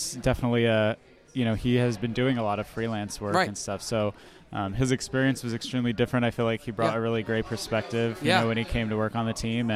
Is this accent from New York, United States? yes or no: yes; New York, United States; moved away as an adult; also born or lived in Celebration, Florida; now in Florida, United States; I'm originally from New York and then went to Florida to work for Disney